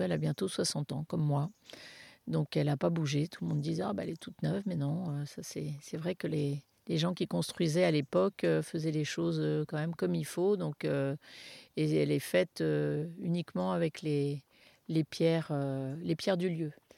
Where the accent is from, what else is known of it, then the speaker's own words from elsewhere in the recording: Paris, Île-de-France, France; now in Bandol, France; on est parisien d'origine